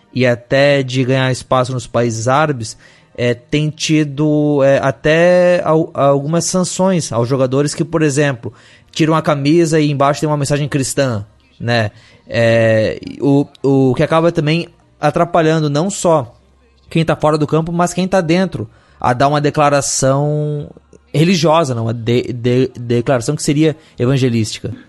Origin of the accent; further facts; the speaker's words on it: Brazil; nós somos brasileiros